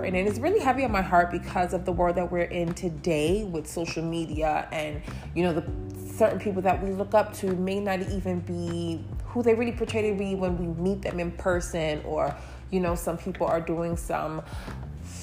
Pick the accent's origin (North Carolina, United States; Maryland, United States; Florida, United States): Maryland, United States; Baltimore; moved away as an adult; also born or lived in Brooklyn, New York / New York City; I was born in Brooklyn, New York, but I was raised in Baltimore, Maryland. So Baltimore will forever be my hometown